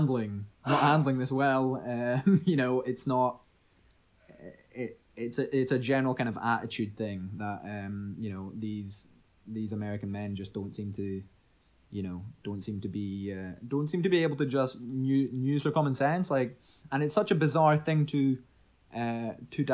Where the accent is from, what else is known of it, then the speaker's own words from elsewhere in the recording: Scotland, United Kingdom; Over here in Scotland